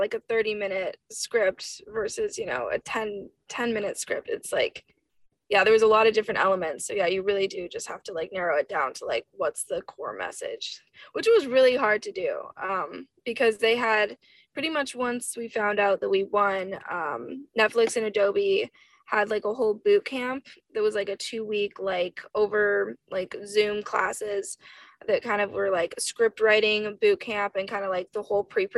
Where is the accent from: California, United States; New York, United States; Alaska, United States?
Alaska, United States; growing up in Alaska